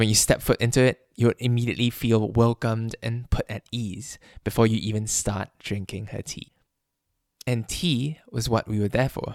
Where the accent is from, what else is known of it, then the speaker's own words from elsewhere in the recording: Malaysia; my home country of Malaysia